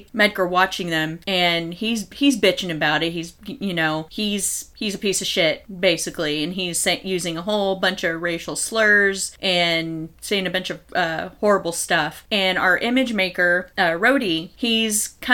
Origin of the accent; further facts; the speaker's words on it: Texas, United States; We're from Texas